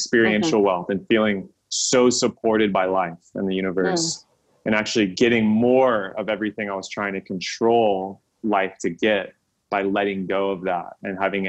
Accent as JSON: {"language": "English", "region": "Texas", "country": "United States", "tie": "born or raised there", "also_born_or_lived": "California", "moved": "as an adult", "said": "leaving my home state of Texas, moving to California"}